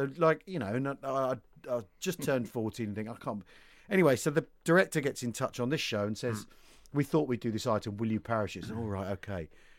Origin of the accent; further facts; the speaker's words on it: England, United Kingdom; As an Englishman